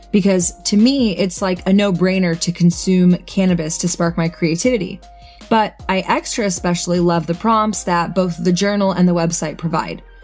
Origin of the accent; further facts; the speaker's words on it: Austin, Texas, United States; I come from Austin, obviously, and live music